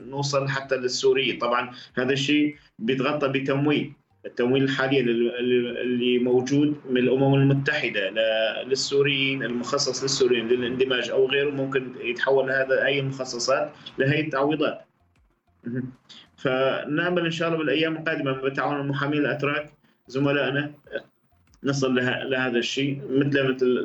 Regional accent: Syria; now in Turkey; نحن هلا بدنا نحكي كسوريين او او كاجانب كسوريين او كاجانب حاليا في في تركيا

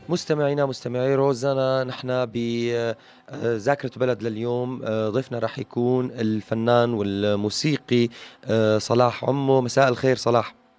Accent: Syria; نحن أه كسوريين

